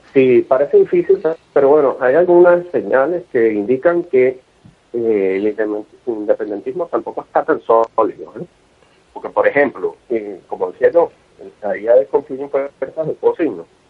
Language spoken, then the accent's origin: Spanish; Venezuela; now in Catalonia, Spain; yo soy venezolano, básicamente, ya viví en Venezuela, tengo unos años acá